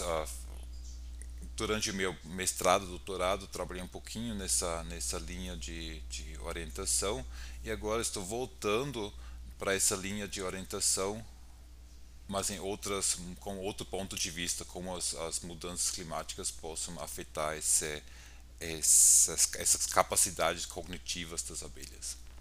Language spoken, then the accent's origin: Portuguese; Austria; Portuguese is a second language; moved away as an adult; now in São Paulo, Brazil; eu sou austríaco, ah, trabalho aqui na Universidade de São Paulo atualmente